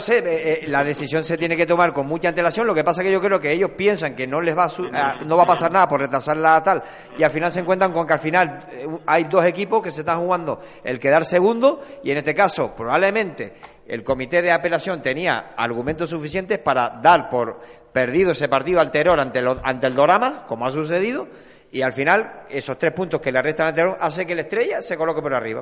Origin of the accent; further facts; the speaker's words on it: Canary Islands, Spain; como canarios